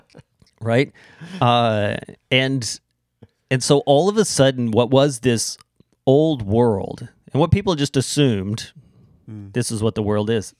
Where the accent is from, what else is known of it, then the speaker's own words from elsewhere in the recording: United States; now in Canada; I'm an American